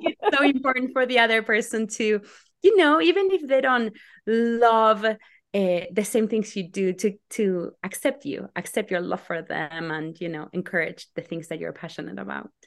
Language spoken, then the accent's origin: English; Argentina; moved away as an adult; now in United States; I'm from Argentina, and my family comes from all over the world.